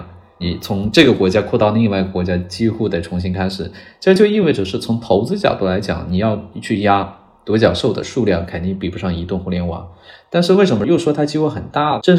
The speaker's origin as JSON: {"language": "Chinese", "country": "China", "said": "但 Chat GPT 今年来了之后，发现一个东西，就是我们中国人，我们会四六级，我们可以写出很地道的英文的表达啊，我们不怵了。"}